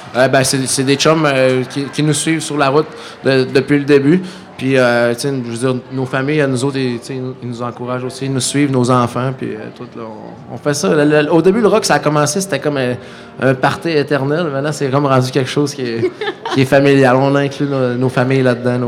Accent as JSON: {"language": "French", "town": "Saguenay", "region": "Quebec", "country": "Canada", "said": "chez nous au Saguenay"}